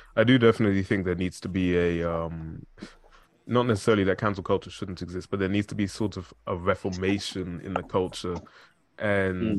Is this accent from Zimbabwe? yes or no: yes; Zimbabwe; I'm from Zimbabwe